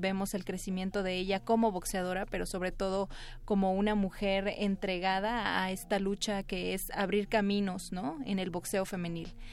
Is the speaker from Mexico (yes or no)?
yes; Isthmus of Tehuantepec, Oaxaca, Mexico; Yo soy eh, oaxaqueña, pero soy de la parte del Istmo de Tehuantepec